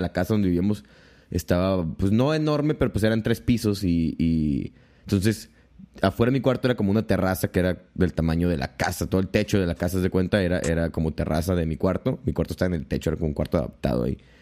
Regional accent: Tijuana, Baja California, Mexico; also born or lived in Guamúchil, Sinaloa / Mexico City; soy de aquí de Tijuana. Este, me fui a la Ciudad de México hace como cinco años

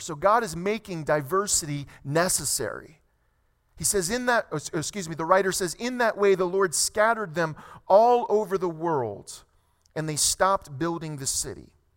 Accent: South Louisiana, United States; moved away as an adult; now in California, United States; My family and I, we moved here to California roughly almost two years ago. We're from South Louisiana.

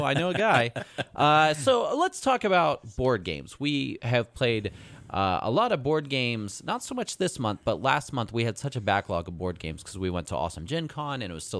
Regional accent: United States; I'm also American and I went to public school here.

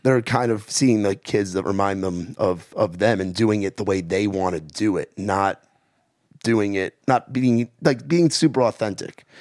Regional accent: Rockland County, New York, United States; moved away as an adult; also born or lived in New Jersey; now in Nashville, United States; my hometown. It's Rockland County

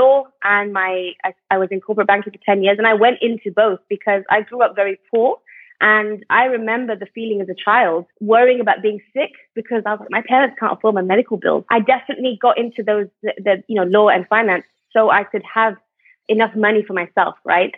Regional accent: United Kingdom; moved away as an adult; now in Malaysia; I'm originally British, but I moved to Malaysia

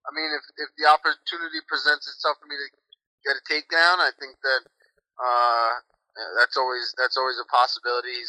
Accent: United States; I'm pretty Australian for an American.

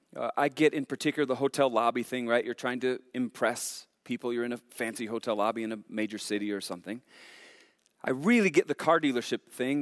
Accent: Montana, United States; we're from Montana

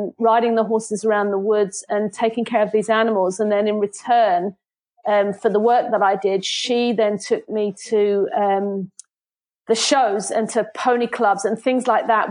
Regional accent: Hertfordshire, East of England, United Kingdom; moved away as an adult; also born or lived in Belfast / Antrim coast; now in County Antrim, United Kingdom; I was born in a small village in Hertfordshire, and that's where I grew up.

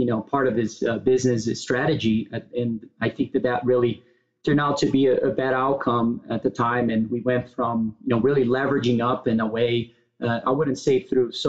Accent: Brazil; moved away as an adult; now in United States; I was born and raised in Brazil. I moved to the U.S. To go to college back in the days

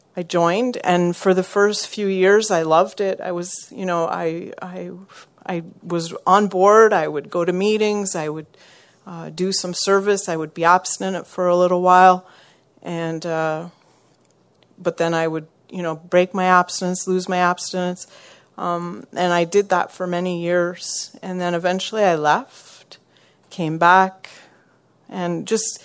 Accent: small town in Quebec, Canada; moved away as an adult; now in Montreal, Canada; I'm from Montreal, but I'm originally from a really small town in Quebec.

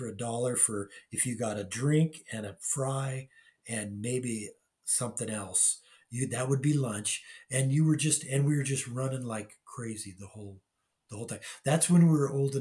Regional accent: Anaheim, California, United States; also born or lived in Long Beach, California; so I was born in Long Beach in 1955, the year Disneyland opened. And we moved to Anaheim in about, I think 58 or 57 or 58.

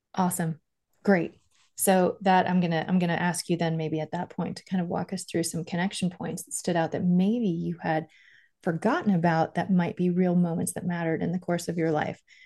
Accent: Miami, Florida, United States; also born or lived in Stony Brook, New York; I was born in Stony Brook, lived there till I was five, and then we moved to Miami.

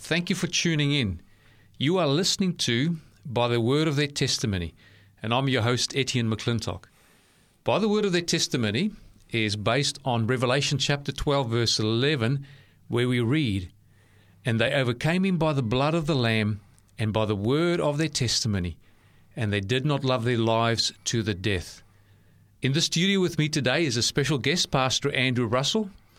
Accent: Cape Town, Western Cape, South Africa; I was born in Cape Town as well.

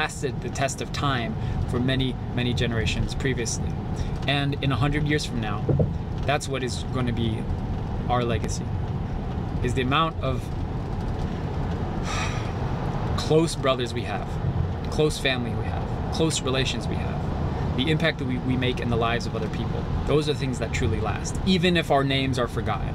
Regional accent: Japan; I am Japanese

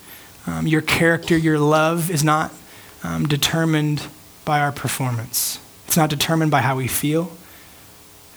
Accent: United States; amounts of freedom that I'm used to as an American.

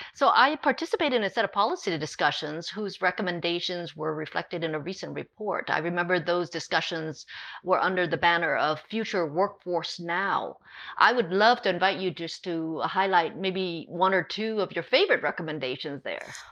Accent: Hawaii, United States; now in California, United States; Even though I live in California, I grew up in Hawaii

